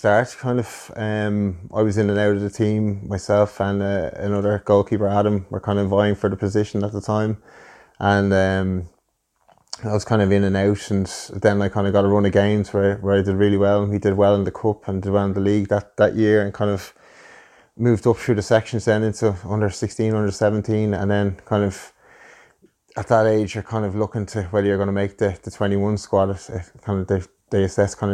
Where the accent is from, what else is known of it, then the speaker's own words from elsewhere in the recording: Dublin, Leinster, Ireland; us growing up in Kiltipper